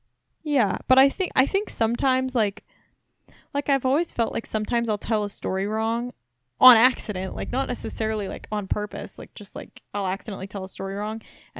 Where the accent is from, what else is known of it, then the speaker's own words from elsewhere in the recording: Missouri, United States; moved away; also born or lived in Massachusetts; I'm from Missouri, but I've actually lived all over Massachusetts.